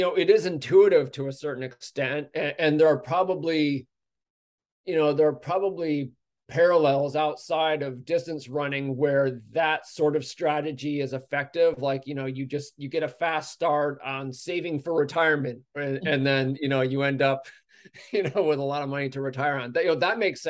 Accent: United States; as an American

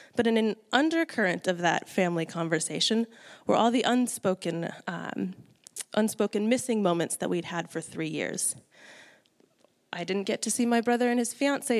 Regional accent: United States; moved away as an adult; now in New Zealand; I'm from the States originally

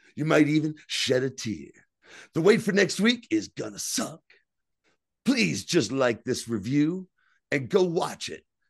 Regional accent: New Jersey, United States; accent: Jersey; It's all guys like me, all guys with Jersey accents.

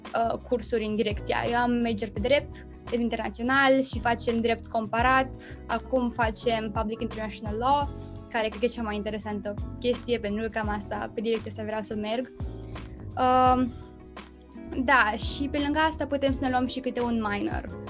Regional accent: Romania; now in Netherlands; sunt româncă

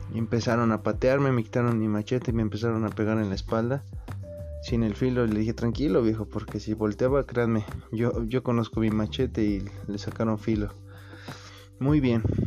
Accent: Ocotlán, Mexico; soy del área de Ocotlán

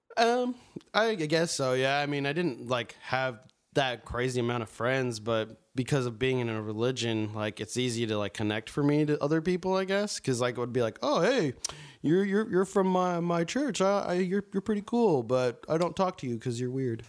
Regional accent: Mesa, Arizona, United States; now in Tempe, United States; I'm from Arizona, Mesa, or now Tempe

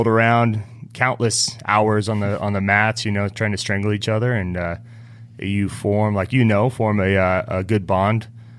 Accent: Reno, Nevada, United States; I'm from Reno, Nevada. {S0} Yeah. {S3} You know, I grew up in the mountains outside of Reno, and we were always outdoorsy.

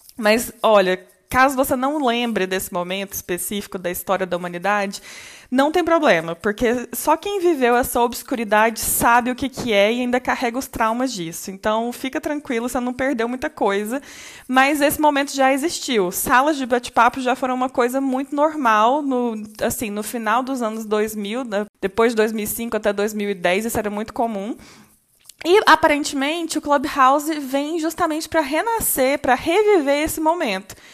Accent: Brazil; nós, brasileiros

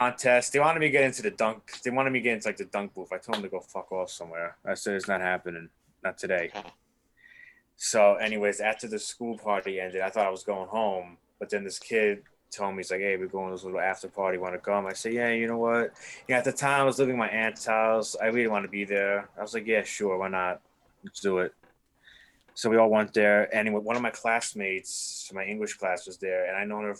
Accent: New York City, New York, United States; accent: New York; moved away; I'm from New York City and they all like my New York accent that I got from my mom from imitating her so many years.

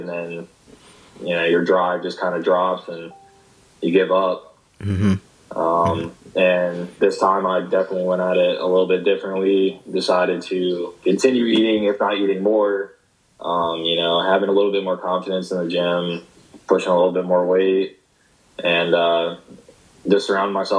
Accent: Carrollton, Virginia, United States; moved away as an adult; now in St. Petersburg, United States; I'm from Carrollton, Virginia

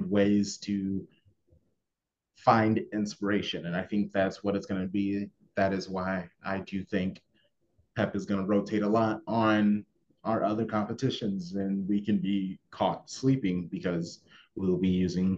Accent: United States; I'm an American

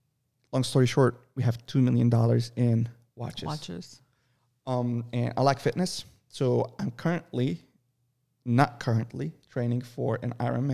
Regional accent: Lebanon; also born or lived in Saudi Arabia; I was born in Saudi Arabia, but I lived all my life in Lebanon on the coast, and I know how to swim.

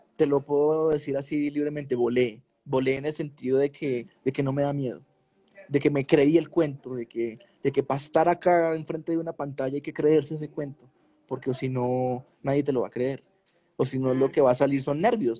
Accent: Medellín, Antioquia, Colombia; Yo soy un pelado de Medellín, normal, de barrio, me pegaron un tiro a los 15 años

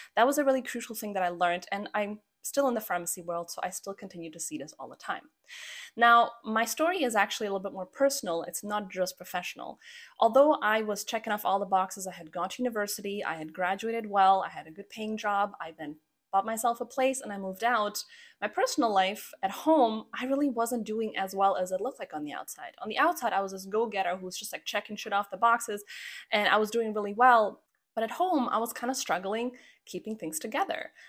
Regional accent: Croatia; now in Canada; I'm actually from Croatia, which is where I was born. And after a few detours, we finally wound up in Canada, which is where I've been living for the last twenty-three years of my life

